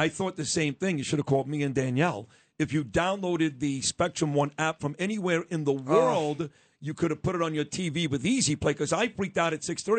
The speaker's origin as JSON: {"language": "English", "region": "New York", "country": "United States", "said": "We're all from New York."}